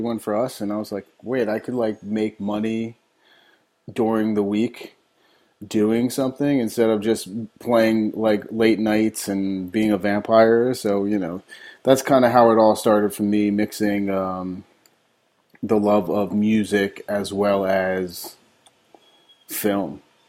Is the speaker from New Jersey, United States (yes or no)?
yes; Elizabeth, New Jersey, United States; moved away as an adult; now in New Orleans, United States; I'm originally from Elizabeth, New Jersey, right outside Newark. I came to New Orleans in 2002 to go to school at Loyola for music industry studies